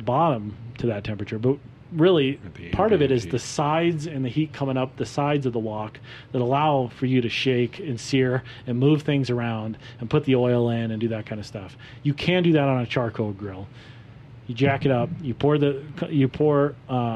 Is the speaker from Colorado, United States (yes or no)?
yes; Wheat Ridge, Colorado, United States; Edwards Meats, which is another purveyor that I grew up next to in Wheat Ridge